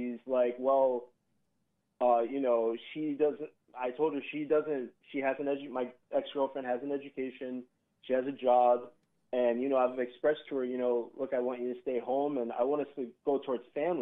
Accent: Southern California, United States; moved away as an adult; now in Hammond, Indiana, United States; I'm from Southern California

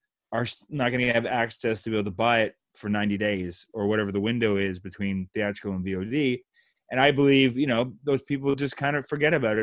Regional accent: Canada; as Canadian filmmakers

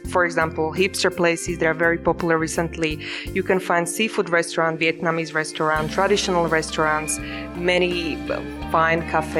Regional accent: Martin, Žilina Region, Slovakia; I'm from Martin

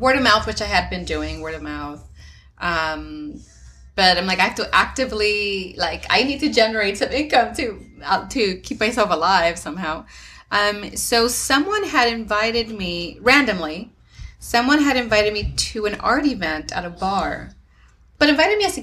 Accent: Mexico; moved away; I grew up in Mexico

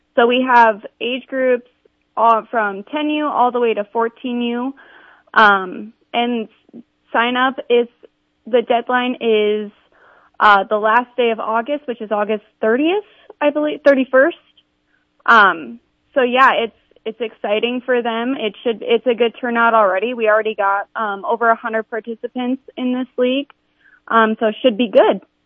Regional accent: Sioux Falls, South Dakota, United States; I'm from Sioux Falls, so okay. I played I I played here my whole life.

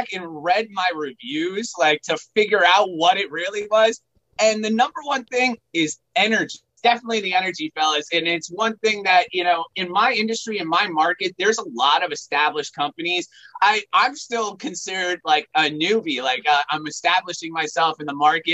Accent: New York, United States; also born or lived in Hartford, Connecticut; now in Connecticut, United States; I'm originally from New York, and I moved to Connecticut

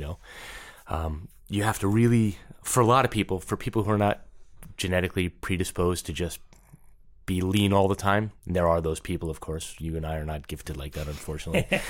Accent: New York, United States; also born or lived in Los Angeles / Saint Louis; now in St. Louis, United States; I'm from New York, so I was raised there

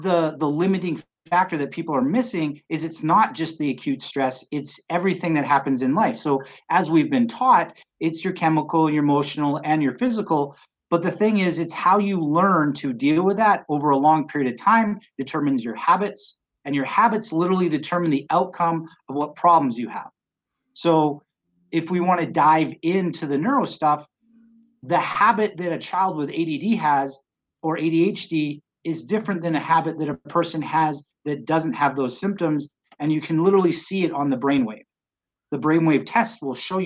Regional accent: British Columbia, Canada; now in Colorado, United States; I grew up in British Columbia, Canada

